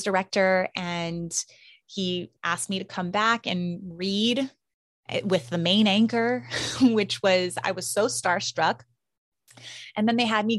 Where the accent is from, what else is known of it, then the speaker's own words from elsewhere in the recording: Hawaii, United States; I'm from Hawaii